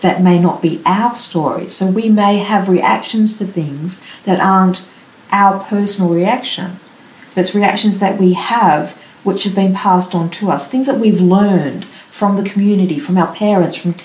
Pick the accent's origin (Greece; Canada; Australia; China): Australia; Melbourne, Victoria; also born or lived in Canberra; growing up in Melbourne